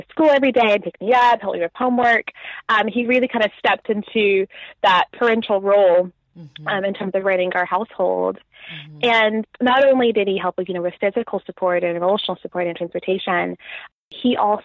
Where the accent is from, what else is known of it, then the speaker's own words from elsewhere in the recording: Nashville, Tennessee, United States; moved away as an adult; now in England, United Kingdom; I grew up in Nashville, had a very happy, very loving